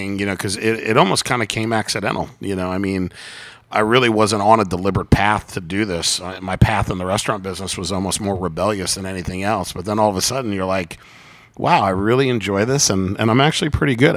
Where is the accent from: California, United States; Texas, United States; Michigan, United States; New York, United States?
New York, United States; Long Island; also born or lived in Charleston, South Carolina; now in Atlanta, United States; I grew up on Long Island, New York.